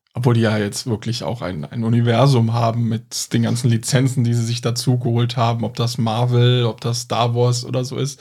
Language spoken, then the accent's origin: German; Cologne, North Rhine-Westphalia, Germany; wir kommen aus Köln